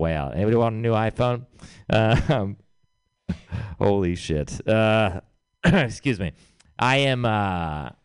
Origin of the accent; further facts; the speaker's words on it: Texas, United States; moved away; I'm from Texas.